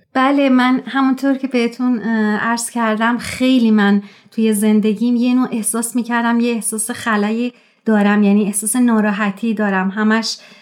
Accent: Tehran, Tehran Province, Iran; moved away; در شهر تهران و در یک خانواده جمعیت به دنیا اومدم

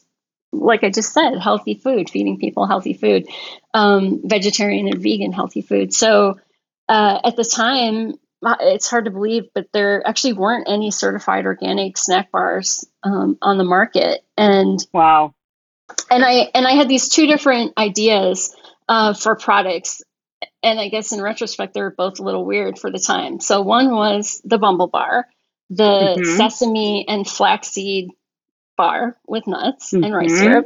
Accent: Michigan, United States; moved away as an adult; also born or lived in Wisconsin / Seattle, Washington; Glenn and I were actually born a couple hours away from each other back in Michigan. And then I grew up in Michigan and Wisconsin

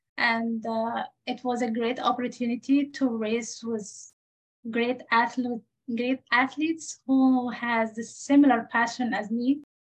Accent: Egypt; English is a second language; moved away as an adult; now in United States; my home country

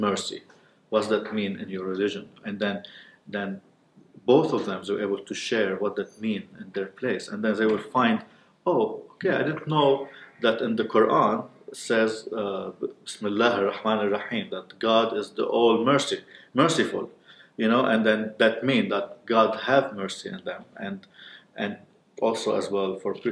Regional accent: Beirut, Beirut Governorate, Lebanon; now in South Lebanon, Lebanon; I'm living in the south of Lebanon, but I'm from Beirut.

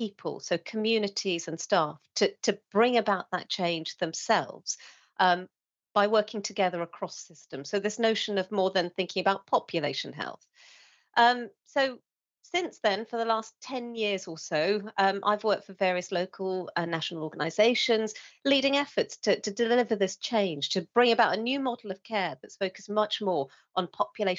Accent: England, United Kingdom; a Sri Lankan woman growing up in England

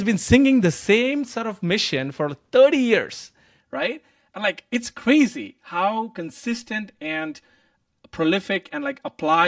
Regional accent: India; moved away as an adult; now in United States; growing up in India

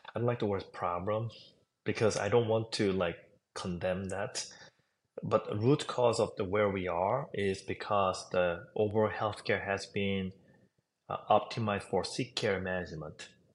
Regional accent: South Korea; English is a second language; moved away as an adult; also born or lived in New York; now in United States; I was raised in South Korea

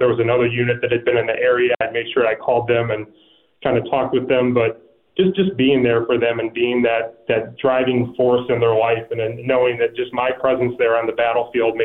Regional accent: Michigan, United States; I grew up in Michigan

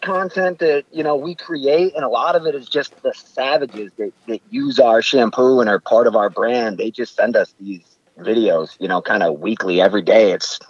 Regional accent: Rochester, New York, United States; I am from fabulous Rochester, New York.

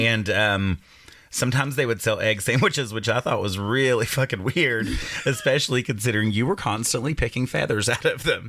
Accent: Clintwood, Virginia, United States; I grew up in the Appalachian Mountains in a small town called Clintwood, Virginia, right on the Kentucky border

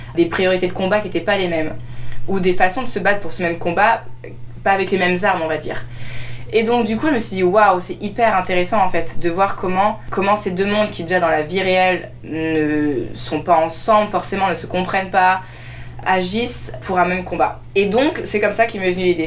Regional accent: France; mon père vient du Maroc, ma mère vient de France, je suis née en France, mais j'ai grandi du coup dans deux cultures

